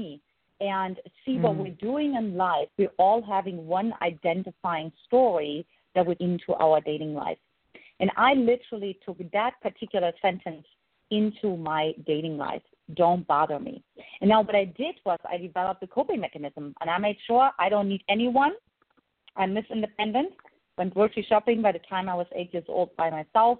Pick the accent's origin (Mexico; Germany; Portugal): Germany; eastern Germany; English is a second language; moved away; in case the listeners can't identify my accent, I grew up in Eastern Germany